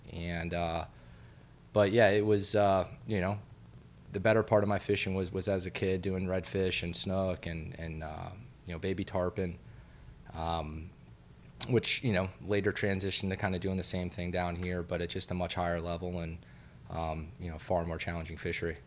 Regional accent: Satellite Beach, Florida, United States; my parents, uh, relocated us up to, uh, Satellite Beach

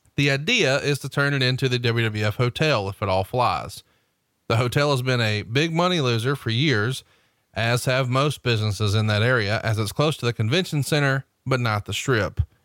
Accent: Alabama, United States; I'm a hillbilly from Alabama

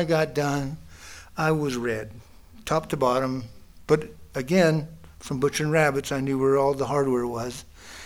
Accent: Northwest New Mexico, United States; now in Southwest Colorado, United States; 1967 it was, Northwest New Mexico. I grew up out on the Navajo Reservation

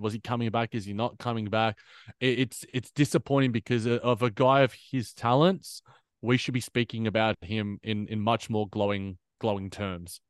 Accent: Australia; as an Aussie

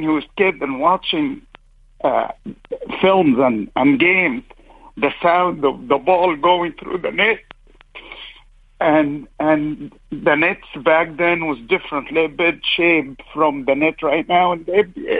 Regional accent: Alexandria, Alexandria Governorate, Egypt; now in Orange, United States; I was born and raised in Alexandria, Egypt

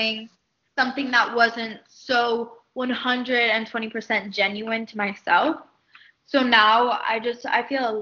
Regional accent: Miami, Florida, United States; growing up in Miami

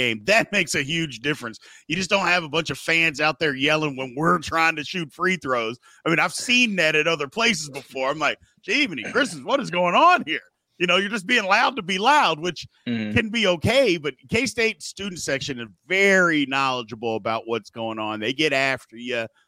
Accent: Louisville, Kentucky, United States; moved away; I grew up in Louisville.

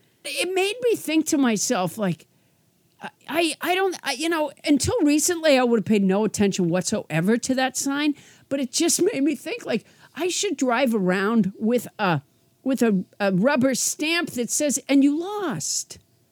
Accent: Massachusetts, United States; I grew up in Massachusetts, and I did not think about Robert E. Lee at all, and neither did anyone that I knew. And I'm 61

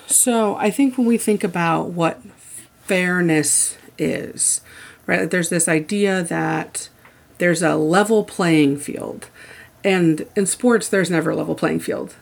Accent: Indiana, United States; I grew up in Indiana

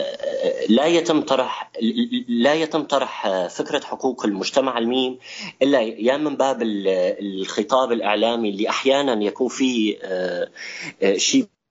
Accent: Syria; نحن كسوريين

